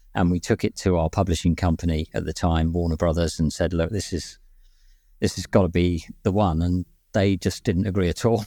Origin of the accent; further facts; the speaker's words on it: London, United Kingdom; moved away; I was born in West London, actually, but I lived there for, for some time